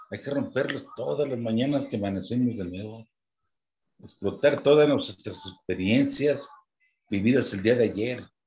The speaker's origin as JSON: {"language": "Spanish", "town": "Guadalajara", "region": "Jalisco", "country": "Mexico", "moved": "as an adult", "lives_now": "Morelos, Mexico", "said": "yo me vine acá, llegué aquí a Morelos, al estado de Morelos de 28, de 24 años. Vine de Guadalajara, me han puesto una gerencia para el estado de Morelos."}